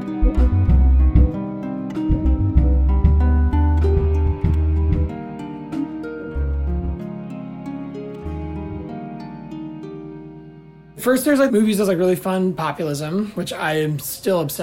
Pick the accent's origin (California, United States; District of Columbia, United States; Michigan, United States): District of Columbia, United States; Washington; I'm from Washington, D.C.